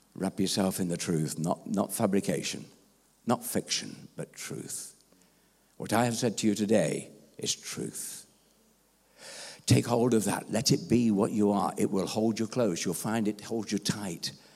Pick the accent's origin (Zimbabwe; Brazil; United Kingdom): United Kingdom; England; being an Englishman